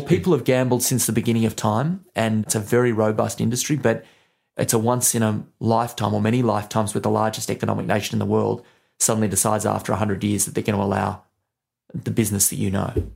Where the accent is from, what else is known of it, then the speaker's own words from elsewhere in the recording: Australia; now in United Kingdom; I'm from Australia